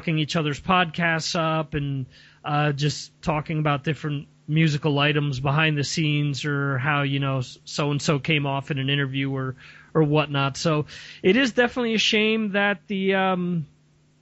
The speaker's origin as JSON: {"language": "English", "region": "New Jersey", "country": "United States", "tie": "born or raised there", "said": "growing up in North Jersey"}